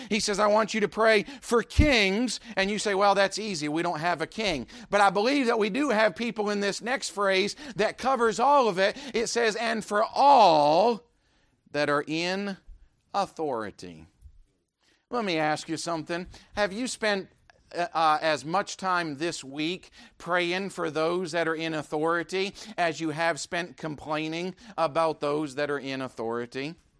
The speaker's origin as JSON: {"language": "English", "country": "United States", "said": "I'm an American"}